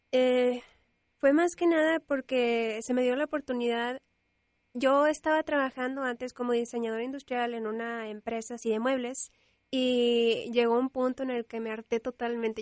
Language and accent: Spanish; Monterrey, Nuevo León, Mexico; nací en Monterrey y vivo en Monterrey